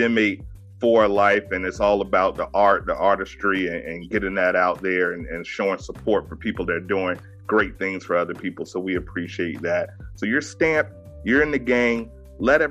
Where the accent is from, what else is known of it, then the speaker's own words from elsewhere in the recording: Virginia, United States; I'm born and raised in Virginia, so I'm a down south boy, country boy.